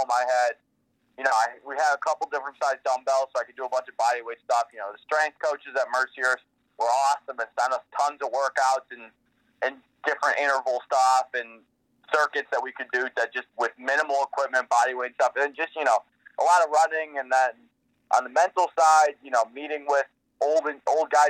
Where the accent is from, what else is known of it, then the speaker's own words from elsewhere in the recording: Brecksville, Ohio, United States; so I'm actually from Brecksville